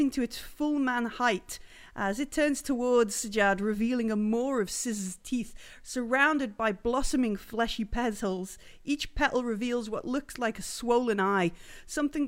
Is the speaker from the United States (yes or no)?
no; England, United Kingdom; We're English